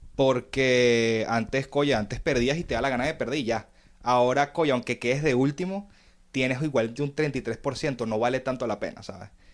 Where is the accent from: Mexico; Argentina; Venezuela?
Venezuela; Caracas, Capital District; Yo nací en Venezuela. Soy de Caracas.